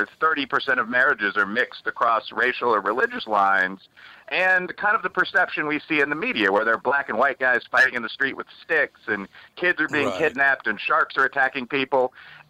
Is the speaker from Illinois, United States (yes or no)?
yes; Chicago, Illinois, United States; I'm from the south side of Chicago. I'm from Bridgeport, which is a black and Irish American neighborhood.